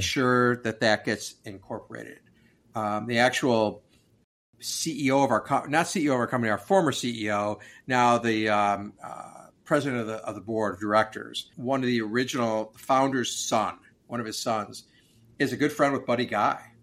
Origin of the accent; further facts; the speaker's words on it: Oak Park, Illinois, United States; also born or lived in Chicago, Illinois; we grew up in Oak Park